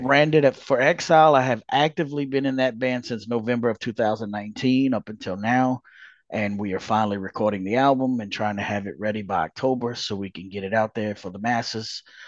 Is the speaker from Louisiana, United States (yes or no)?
yes; Louisiana, United States; born and raised in Louisiana